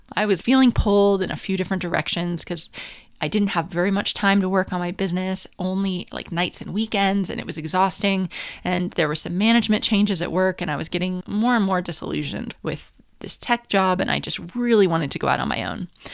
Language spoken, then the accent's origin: English; New Hampshire, United States; moved away as an adult; also born or lived in Washington, D.C. / Paris; I'm from America, so I'm from New Hampshire